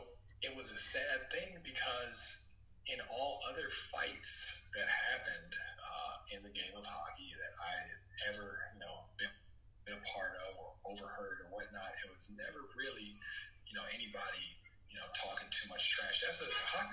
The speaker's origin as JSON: {"language": "English", "town": "Los Angeles", "region": "California", "country": "United States", "tie": "born or raised there", "said": "I grew up here in South Central"}